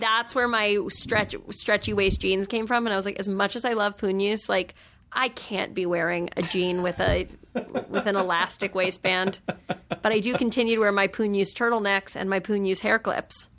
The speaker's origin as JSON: {"language": "English", "region": "New York", "country": "United States", "tie": "born or raised there", "said": "I grew up in New York"}